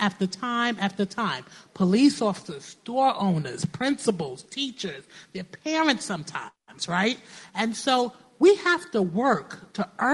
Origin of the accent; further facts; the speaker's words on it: New York City, New York, United States; growing up in New York, I have been stopped and frisked a lot